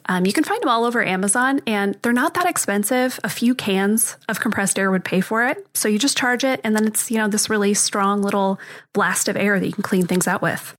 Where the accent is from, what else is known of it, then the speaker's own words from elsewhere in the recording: Arizona, United States; born and raised in Arizona, and so I'm intimately familiar with dust because this is a very dusty, dirty place